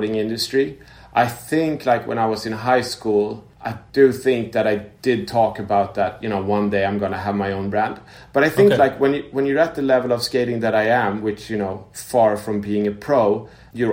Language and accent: English; Stockholm, Stockholm County, Sweden; I'm born and raised in Stockholm, Sweden